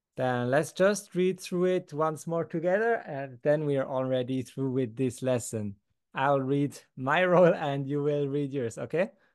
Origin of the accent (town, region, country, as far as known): Switzerland